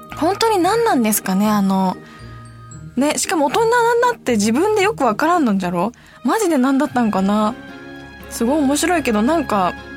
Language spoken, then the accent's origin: Japanese; Hiroshima, Japan; 私の頃はね地元広島